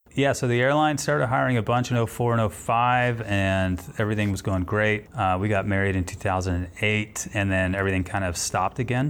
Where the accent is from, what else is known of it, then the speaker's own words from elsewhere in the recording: Houston, Texas, United States; also born or lived in Denver; I'm from Houston